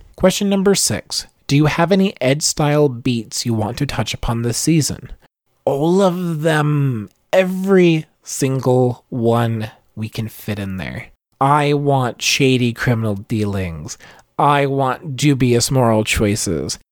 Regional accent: Virginia, United States; accent: Southern; I'm from a small town in Virginia in the United States. you might be able to tell with my bit of a Southern accent

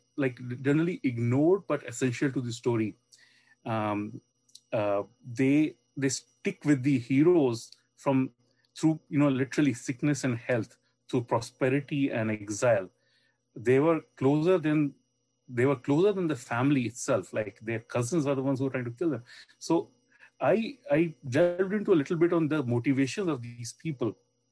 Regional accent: India; growing up in India

